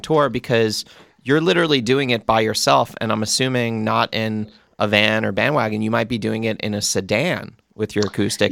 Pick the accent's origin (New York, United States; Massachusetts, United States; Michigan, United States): New York, United States; Long Island; now in Los Angeles, United States; I'm actually from Long Island